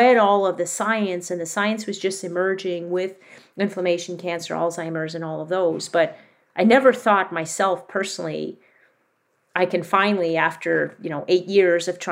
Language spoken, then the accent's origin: English; Quebec, Canada; I grew up in Quebec